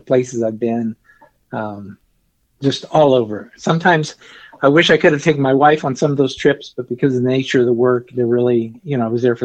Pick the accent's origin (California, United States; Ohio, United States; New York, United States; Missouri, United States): Missouri, United States; the Ozarks; moved away as an adult; also born or lived in Arkansas; I was actually born and raised in Missouri on a farm in the Ozarks